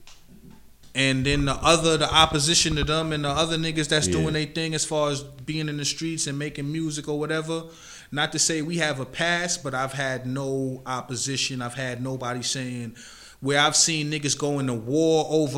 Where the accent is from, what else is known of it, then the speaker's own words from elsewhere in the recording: Amityville, New York, United States; I'm in from Amityville. I lived on the north side most of my life